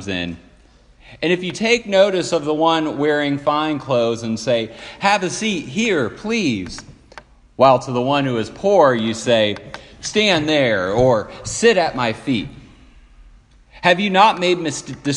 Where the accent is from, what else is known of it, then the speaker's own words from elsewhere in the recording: Lansing, Michigan, United States; I was raised in the First Presbyterian Church of Lansing, Michigan